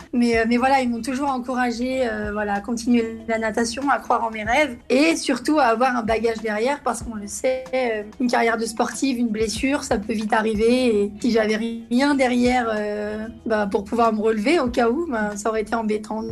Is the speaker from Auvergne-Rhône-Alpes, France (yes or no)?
yes; Lyon, Auvergne-Rhône-Alpes, France; je suis née ici à Lyon.